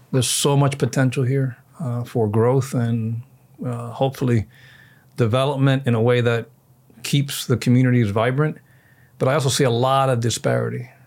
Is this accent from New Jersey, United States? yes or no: no; Miami, Florida, United States; also born or lived in Washington, D.C. / Virginia; we're born and raised in Miami